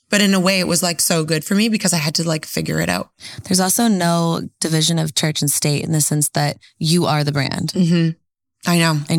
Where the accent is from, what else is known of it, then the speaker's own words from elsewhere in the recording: Canada; moved away; I'm originally from Canada.